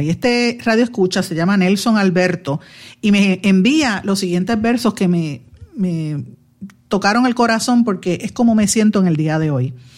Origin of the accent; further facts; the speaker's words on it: Guaynabo, Puerto Rico; mi pueblo de Guaynabo